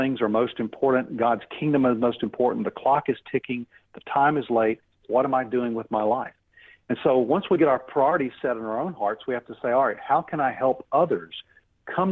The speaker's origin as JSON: {"language": "English", "country": "United States", "said": "I love my country. I love America"}